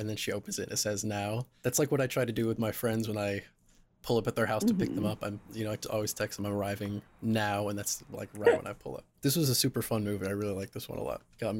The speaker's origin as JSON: {"language": "English", "town": "Burbank", "region": "California", "country": "United States", "said": "I'm from Burbank. And there are no patches of ice anywhere in that town."}